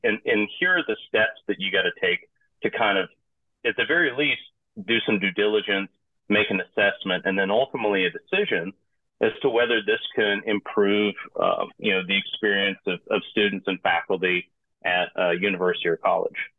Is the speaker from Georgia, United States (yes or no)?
yes; Piedmont of Georgia, United States; moved away; also born or lived in Hong Kong; originally I'm from the United States, grew up in the hardscrabble Piedmont of Georgia